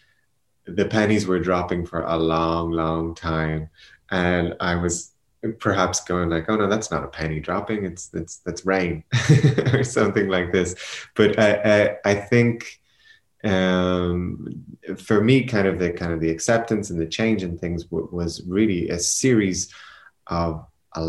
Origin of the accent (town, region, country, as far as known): Ireland; also born or lived in Portugal / Spain; now in Berlin, Germany